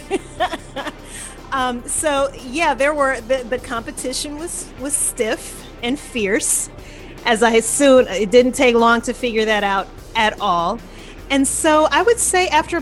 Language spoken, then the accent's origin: English; Louisiana, United States; moved away as an adult; also born or lived in New Orleans; now in Atlanta, United States; I'm from Louisiana originally